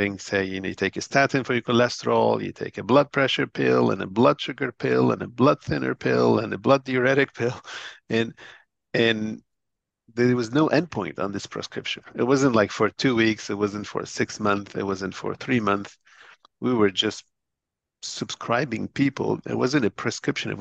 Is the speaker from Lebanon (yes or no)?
yes; Lebanon; moved away as an adult; also born or lived in Boston, United States; I was born in Lebanon and grew up in Lebanon